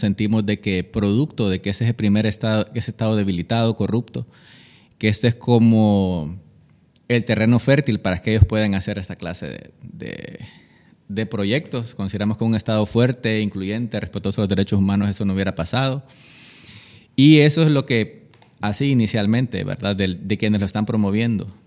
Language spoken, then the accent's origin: Spanish; Roatán, Bay Islands, Honduras; moved away; also born or lived in Tegucigalpa; nací aquí, pero crecí en, en Roatán